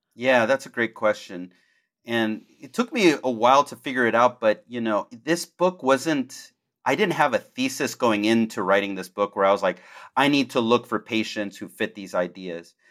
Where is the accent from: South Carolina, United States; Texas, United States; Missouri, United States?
Texas, United States; Houston; I grew up in Houston, and I grew up, you know, upper middle class